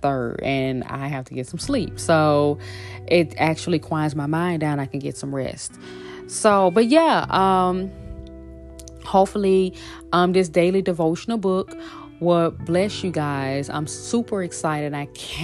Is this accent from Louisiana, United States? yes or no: yes; Shreveport, Louisiana, United States; moved away; also born or lived in Los Angeles; back in my hometown in Shreveport, Louisiana